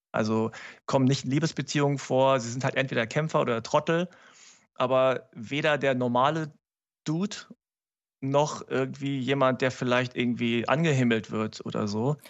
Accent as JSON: {"language": "German", "country": "Germany", "said": "mich überhaupt als Deutschen"}